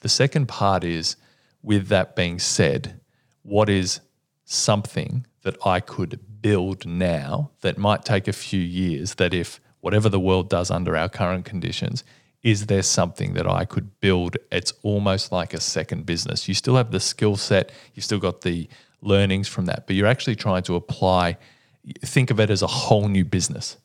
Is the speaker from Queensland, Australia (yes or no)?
no; Melbourne, Victoria, Australia; my hometown, but we have been the most livable city for many, many years